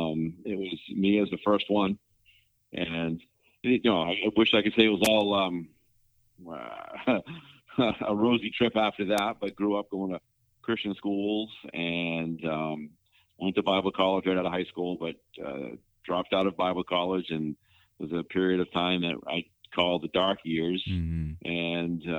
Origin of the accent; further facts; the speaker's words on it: Windham, Maine, United States; moved away; I live in the hometown that I grew up in.